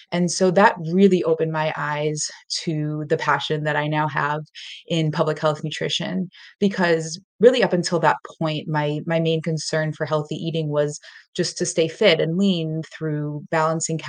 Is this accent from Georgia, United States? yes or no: no; Boston, Massachusetts, United States; moved away as an adult; also born or lived in Colombia / Latin America / London / Washington, D.C.; now in Western Massachusetts, United States; I am from the South Shore area of Boston, Massachusetts in the U.S., and I am now living in the western part of Massachusetts.